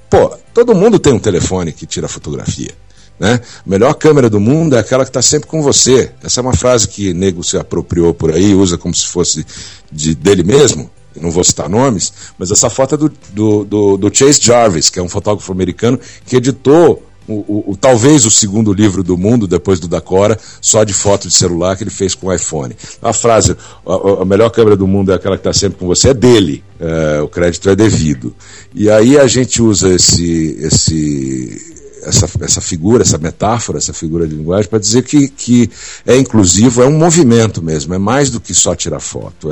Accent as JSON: {"language": "Portuguese", "town": "Brasília", "region": "Federal District", "country": "Brazil", "tie": "born or raised there", "also_born_or_lived": "São Paulo", "said": "Eu na verdade eu nasci em São Paulo, mas meus pais uh, mudaram para Brasília em 65 Uh, eu tinha três anos de idade"}